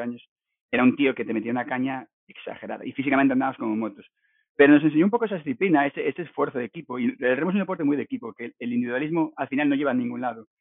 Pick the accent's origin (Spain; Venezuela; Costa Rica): Spain; Navia, Asturias; moved away as an adult; also born or lived in Cangas del Narcea; now in Vancouver, Canada; yo nací en Cangas, Cangas de Narcea, Cangas la Buena, eh, pero muy de pequeñito, eh, con siete años, nos mudamos a Navia